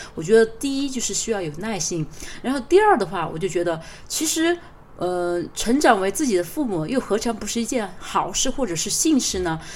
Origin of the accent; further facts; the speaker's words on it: China; 我们中国人